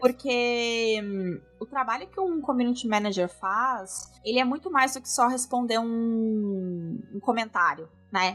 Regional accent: Avaré, São Paulo, Brazil; moved away as an adult; also born or lived in Bauru; now in London, United Kingdom; Eu nasci em São Paulo, uh, ah, eu nasci, tá. mas eu me mudei pro interior uh, quando eu tinha 4 anos.

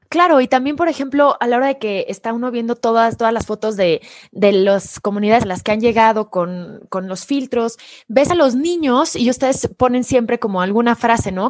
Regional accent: Querétaro, Mexico; yo soy de Querétaro

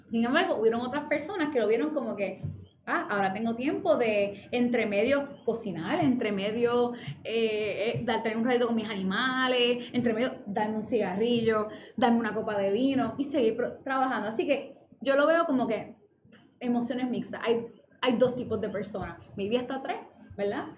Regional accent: Fajardo, Puerto Rico; Yo soy de Fajardo y trabajo en Río Piedra

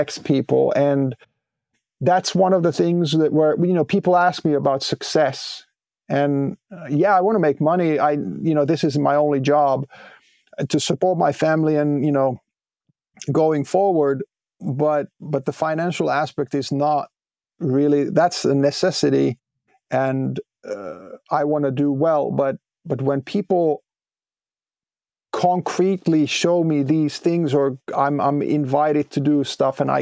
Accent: Pori area, Satakunta, Finland; a couple of like local radio stations that I was listening to from Pori and Harjavalta and Huittinen.

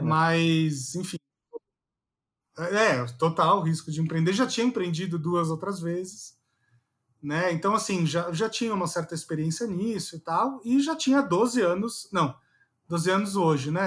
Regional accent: São Paulo, Brazil; moved away as an adult; now in Brasília, Brazil; eu sempre fui o paulistano babaca

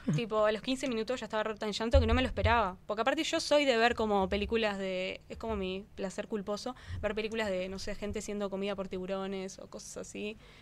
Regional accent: Uruguay; como uruguaya

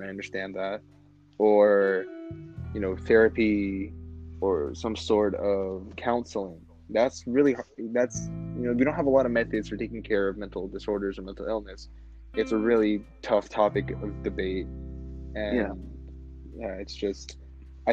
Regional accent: Las Vegas, Nevada, United States; we're from Vegas

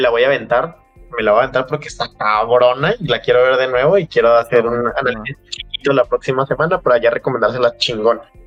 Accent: Mexico; somos mexicanos

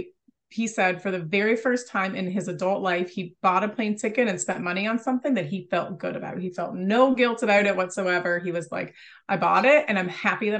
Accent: United States; I'm from America

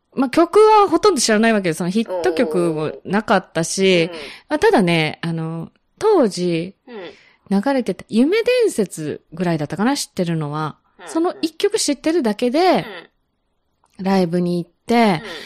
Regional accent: Osaka, Japan; moved away; also born or lived in Fukuoka; 私、実は大阪生まれなんですって

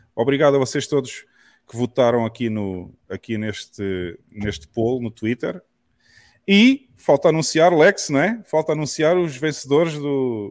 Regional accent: Portugal; moved away as an adult; now in El Salvador; eu sou português, eu vivia em Portugal até há um ano atrás e eu saí de Portugal

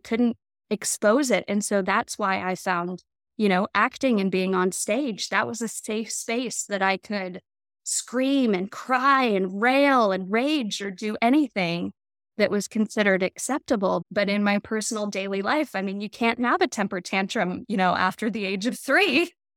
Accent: Colorado, United States; moved away as an adult; I grew up in Colorado.

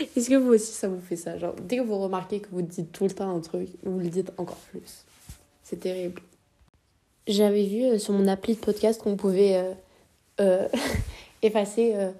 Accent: France; Je suis née en France, j'ai vécu en France toute ma vie

